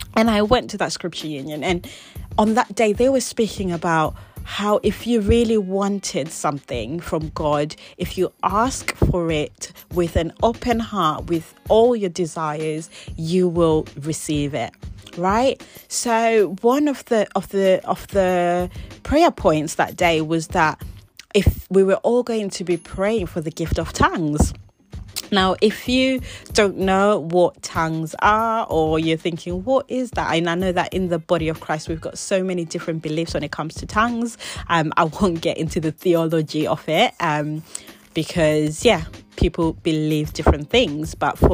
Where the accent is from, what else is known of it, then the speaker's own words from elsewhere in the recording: England, United Kingdom; also born or lived in Zimbabwe; So I was born there, but I didn't actually grow up there. I moved to England whe